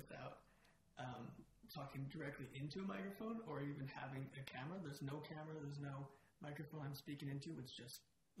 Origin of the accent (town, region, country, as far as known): Calgary, Alberta, Canada; born or raised there